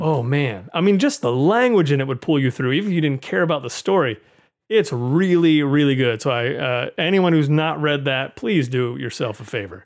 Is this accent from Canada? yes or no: no; United States; as an American moviegoer